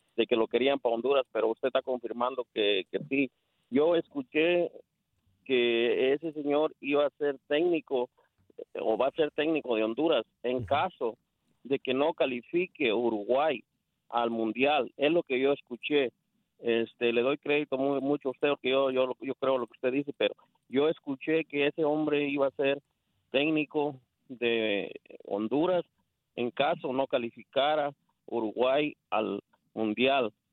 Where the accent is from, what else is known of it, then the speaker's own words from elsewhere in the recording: Mexico; Yo soy mexicano